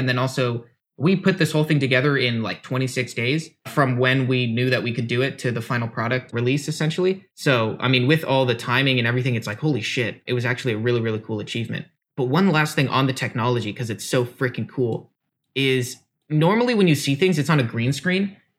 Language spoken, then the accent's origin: English; United States; We should also caveat that we're American.